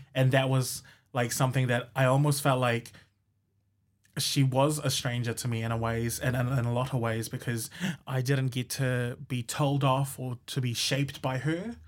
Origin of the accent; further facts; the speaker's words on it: Rotuma, Fiji; now in Hamilton, New Zealand; growing up in Rotuma